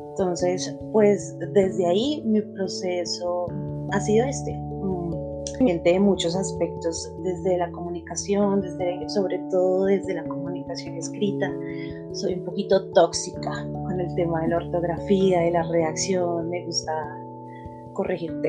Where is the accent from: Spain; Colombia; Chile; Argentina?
Colombia; Bogotá; also born or lived in Chía; yo soy colombiana, soy de Bogotá. Nací en un lugar cerquita a Bogotá que se llama Chía.